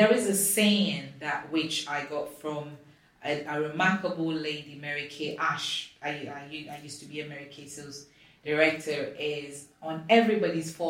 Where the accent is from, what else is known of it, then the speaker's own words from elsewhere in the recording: Ghana; I'm from Africa, I'm from Ghana.